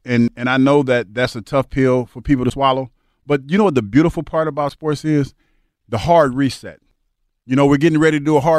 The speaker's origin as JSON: {"language": "English", "town": "Philadelphia", "region": "Pennsylvania", "country": "United States", "said": "That's the beautiful part about being a Philadelphian and being a Philadelphia fan."}